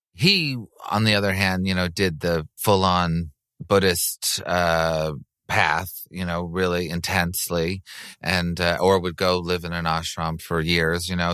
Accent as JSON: {"language": "English", "town": "Montreal", "region": "Quebec", "country": "Canada", "tie": "born or raised there", "moved": "yes", "said": "I grew up in Montreal and I speak French"}